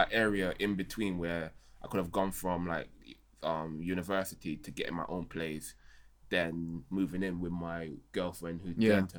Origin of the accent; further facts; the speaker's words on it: London, United Kingdom; a lot of us growing up in London